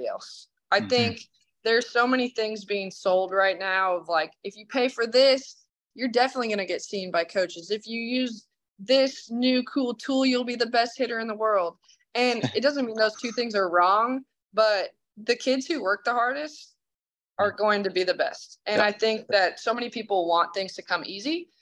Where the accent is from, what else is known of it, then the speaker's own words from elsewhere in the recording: Idaho, United States; I'm from Idaho.